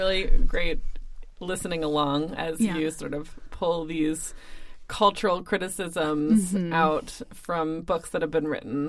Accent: United States; moved away as an adult; now in Copenhagen, Denmark; you can hear from our voices that we are both from the U.S.

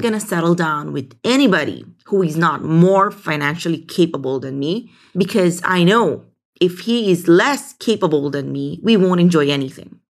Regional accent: Philippines; growing up in the Philippines

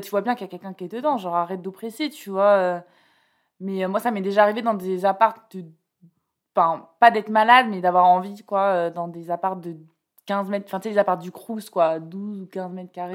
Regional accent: Bordeaux, Nouvelle-Aquitaine, France; moved away as an adult; also born or lived in Toulouse; now in Paris, France; moi je viens de, enfin j'ai grandi à Bordeaux et j'ai fait mes études à Toulouse

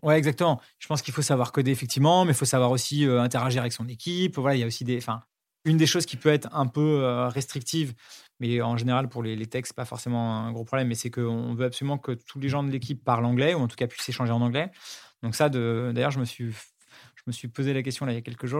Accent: Paris, Île-de-France, France; born or raised there

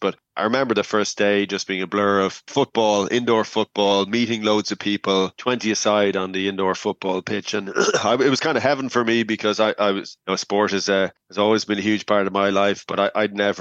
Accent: Nobber, Leinster, Ireland; I grew up in Northwest Meath in a place called Knobber.

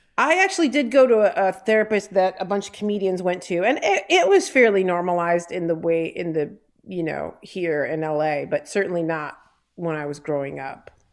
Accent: Detroit, Michigan, United States; of Detroit, from Down River

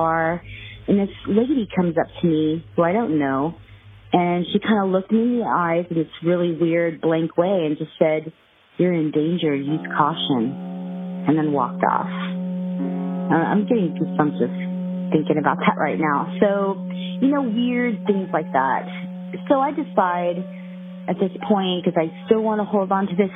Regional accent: Laredo, Texas, United States; I was born in Laredo

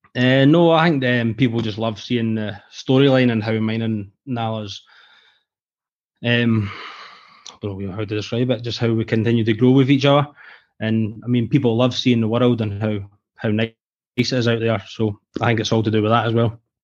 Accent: Scotland, United Kingdom; accent: Scottish; my Scottish accent

